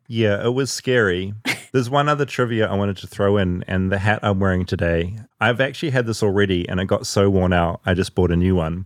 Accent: New Zealand; As a New Zealander

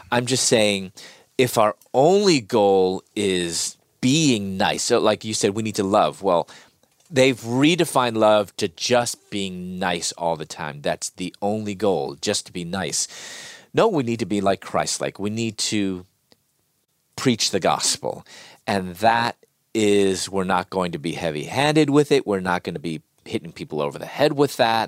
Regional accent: Chicago, Illinois, United States; moved away as an adult; also born or lived in Louisville; I'm from Chicago, and living in Louisville at that time

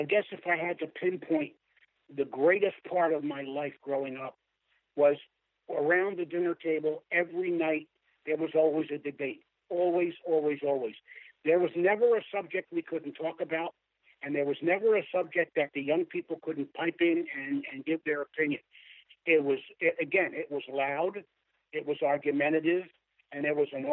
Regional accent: Philadelphia, Pennsylvania, United States; moved away; I'm from South Philadelphia, although I haven't lived in South Philadelphia since 1956

